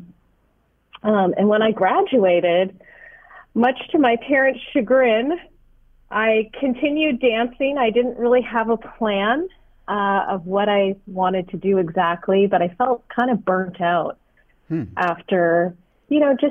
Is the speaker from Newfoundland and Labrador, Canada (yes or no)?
no; Kitchener, Ontario, Canada; moved away; I'm actually originally from Ontario, Canada, a city called Kitchener